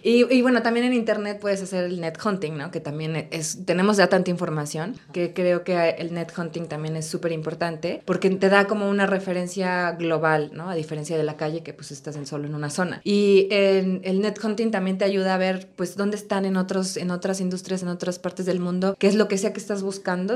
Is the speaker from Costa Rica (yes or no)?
no; Puebla, Mexico; also born or lived in Spain; yo soy de Puebla